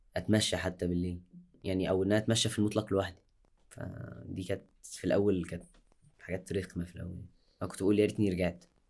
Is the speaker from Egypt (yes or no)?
yes; Egypt; عندنا في مصر